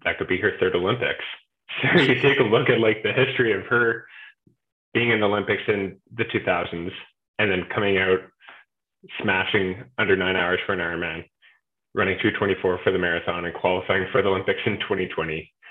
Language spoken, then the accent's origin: English; Calgary, Alberta, Canada; moved away as an adult; also born or lived in Port Moody; now in Kelowna, Canada; I was born in Port Moody, lived in Calgary for 18 years, and that's my home.